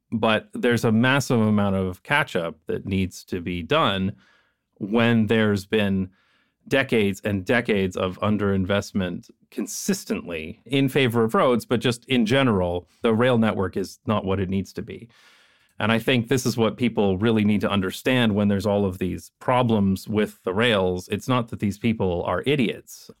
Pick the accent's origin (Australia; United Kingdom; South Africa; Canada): Canada; moved away; because I am Canadian